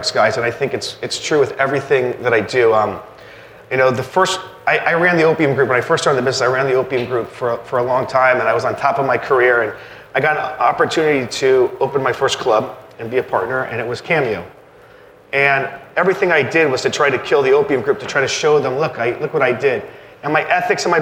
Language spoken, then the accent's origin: English; Naples, Florida, United States; I'm from Naples, Florida